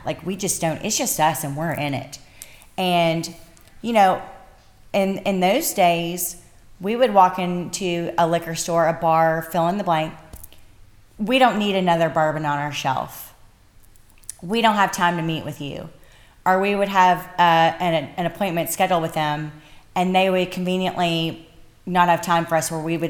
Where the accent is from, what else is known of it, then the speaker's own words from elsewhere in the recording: Bardstown, Kentucky, United States; I'm from Bardstown, Kentucky, bourbon capital of the world, and America's most beautiful small town, y'all.